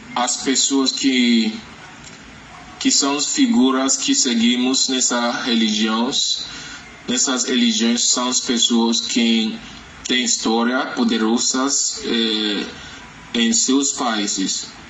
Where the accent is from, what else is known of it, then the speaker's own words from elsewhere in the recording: Lagos, Nigeria; Portuguese is a second language; moved away; also born or lived in Ondo State; venho da Nigeria, do estado de Ondo, mas nas, nasci em Lagos e cresci em Lagos